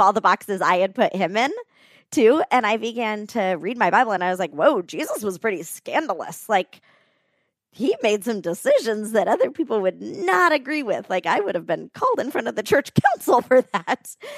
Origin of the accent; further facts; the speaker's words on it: Florida, United States; moved away as an adult; also born or lived in West Palm Beach, Florida; now in Colorado Springs, United States; I grew up in Florida